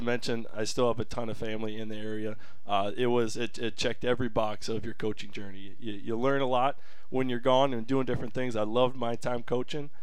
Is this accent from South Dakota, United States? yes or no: yes; Parker, South Dakota, United States; also born or lived in North Carolina; I'm originally from Parker, South Dakota. South Dakota born and raised.